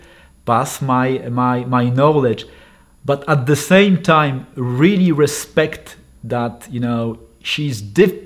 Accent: northern Poland, Poland; I raised in a small town in the north of Poland

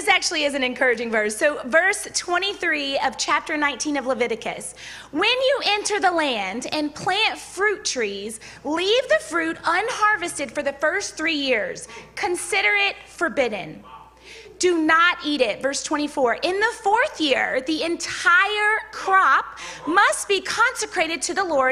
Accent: Baton Rouge, Louisiana, United States; I'm from Baton Rouge, so usually I would say, hey, y'all

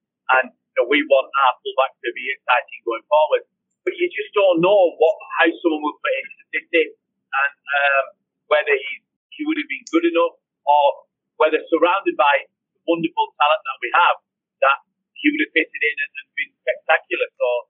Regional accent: Manchester, North West England, United Kingdom; my sunshine is spelt with a Y because I'm from Manchester.

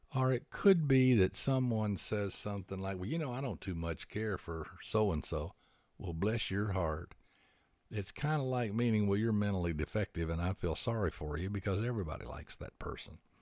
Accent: Huntsville, Alabama, United States; moved away as an adult; also born or lived in Houston / California; in and around Huntsville for the most part, which is where I grew up

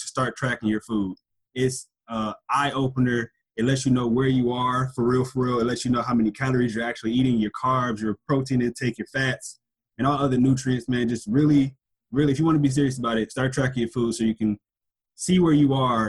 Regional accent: Milwaukee, Wisconsin, United States; moved away; my hometown, Milwaukee, Wisconsin

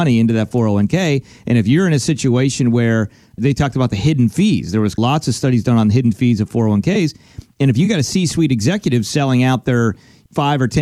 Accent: Pennsylvania, United States; moved away; I'm originally from Pennsylvania

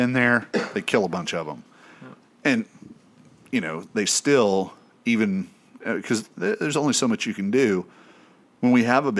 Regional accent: East Tennessee, United States; growing up in East Tennessee

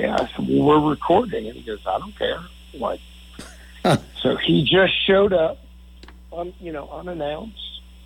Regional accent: St. Louis, Missouri, United States; now in Nederland, United States; I grew up in St. Louis

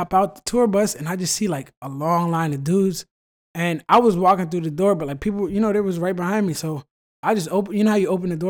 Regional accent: Virginia, United States; Man, with sports, you know we're from Virginia.

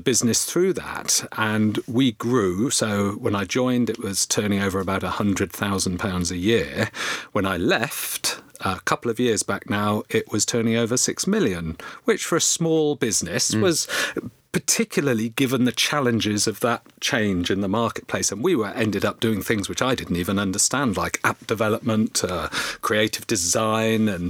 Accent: Oxford, South East England, United Kingdom; I grew up in Oxford, Oxfordshire

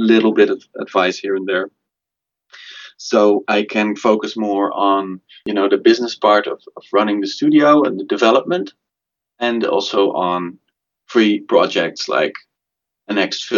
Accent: Amsterdam, North Holland, Netherlands; also born or lived in Belgium; I am from Amsterdam, and I studied in Belgium in a very sort of traditional school. And later, I moved back to Amsterdam

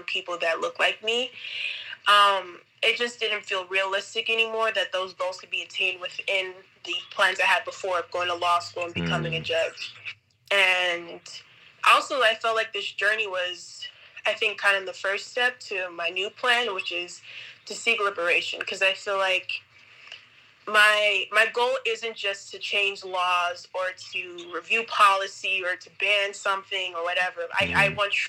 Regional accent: New Jersey, United States; also born or lived in Nevada; now in Manta, Ecuador; I was born in Jersey, but I moved here from Nevada. That's also where I went to college

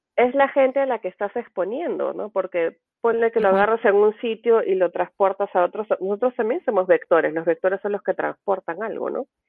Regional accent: Peru; now in United States; como decimos en Perú

